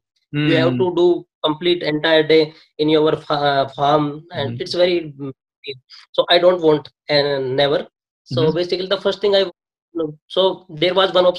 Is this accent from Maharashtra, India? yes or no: no; Rajasthan, India; English is a second language; moved away as an adult; now in Rome, Italy; I am from Rajasthan.